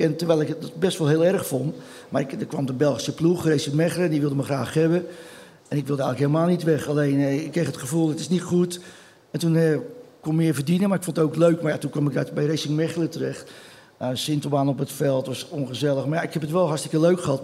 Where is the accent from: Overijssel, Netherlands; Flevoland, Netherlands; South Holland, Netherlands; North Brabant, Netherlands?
South Holland, Netherlands; Rotterdam; ik ben geboren op Bloemhof. Dat is eh, tien minuten, vijf minuten van, van het stadion vandaan